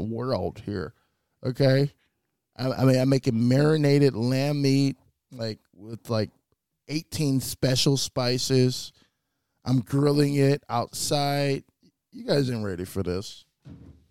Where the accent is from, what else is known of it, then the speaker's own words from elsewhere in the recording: United States; I was born in America.